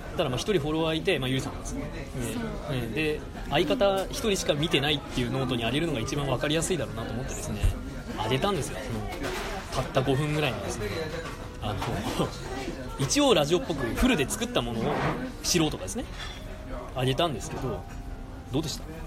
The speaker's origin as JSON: {"language": "Japanese", "town": "Sapporo", "region": "Hokkaido", "country": "Japan", "said": "僕もずっと札幌"}